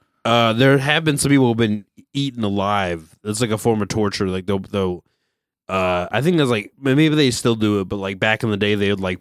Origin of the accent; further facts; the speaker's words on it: Philadelphia, Pennsylvania, United States; I'm from Philadelphia.